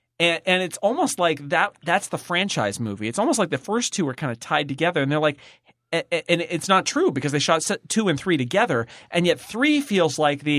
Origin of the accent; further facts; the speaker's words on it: Sonora, California, United States; now in Mill Valley, United States; I grew up in Sonora, California, and they built Hill Valley, and now I live in Mill Valley, which is even more confusing.